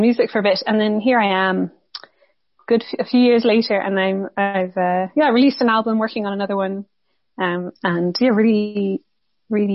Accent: County Wicklow, Ireland; also born or lived in Granada; I'm originally from Wicklow

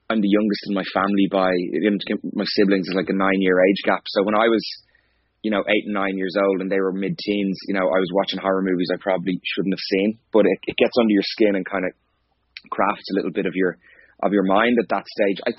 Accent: Skerries, Leinster, Ireland; I'm originally from Skerries in North County Dublin. Is where I grew up

